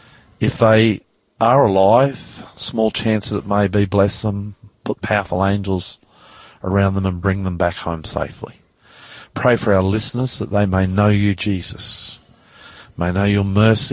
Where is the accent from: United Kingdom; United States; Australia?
Australia; I'm the Aussie pastor.